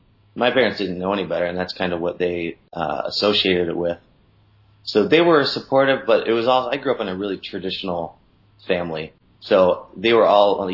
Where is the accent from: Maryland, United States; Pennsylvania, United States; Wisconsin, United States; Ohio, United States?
Ohio, United States; Columbus; moved away as an adult; also born or lived in San Diego; I grew up in Columbus, Ohio, and then did the standard, graduated high school, and then jumped in my car with my buddies and moved out to San Diego